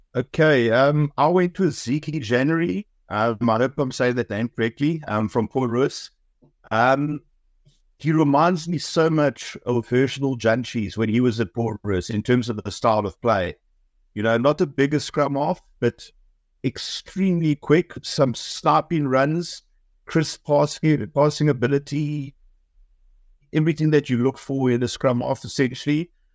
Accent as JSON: {"language": "English", "region": "Eastern Cape", "country": "South Africa", "said": "I'm from the Eastern Cape"}